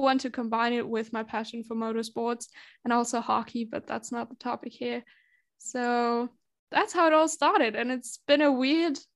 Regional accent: Germany; I'm from Germany.

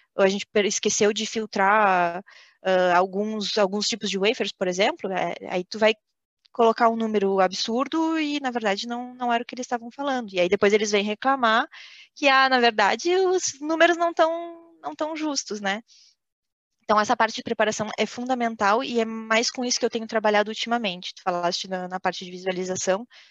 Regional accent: Brazil; moved away as an adult; now in France; saí do Brasil, foi a primeira vez, primeira experiência fora do Brasil

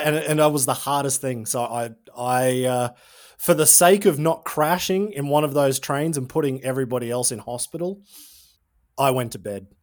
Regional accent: Tyro, north of Brisbane, Queensland, Australia; now in Germany; I'm from Tyro. It's about two hours north of Brisbane

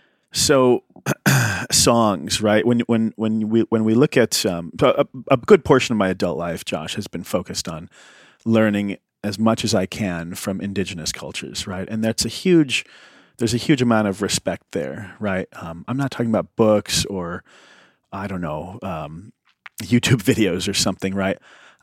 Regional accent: Indiana, United States; I grew up in Indiana in the 80s, I'm a white guy.

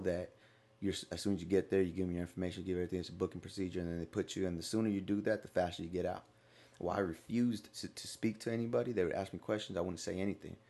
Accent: Stockton, California, United States; moved away; I grew up in Stockton, California.

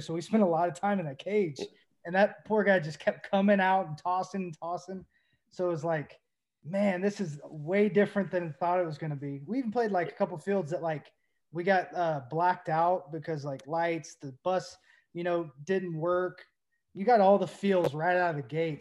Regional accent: Knoxville, Tennessee, United States; I grew up in Knoxville, there was no Pirates

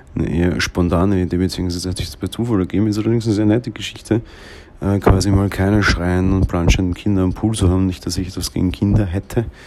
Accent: Austria; ich bin ja Österreicher

